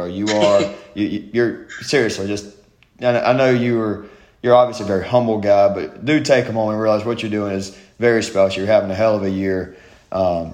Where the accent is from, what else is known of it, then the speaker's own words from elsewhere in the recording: South Georgia, United States; Thomas is about 45 minutes away from where I grew up in South Georgia